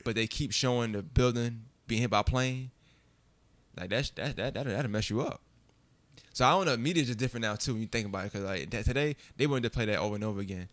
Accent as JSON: {"language": "English", "region": "New York", "country": "United States", "tie": "born or raised there"}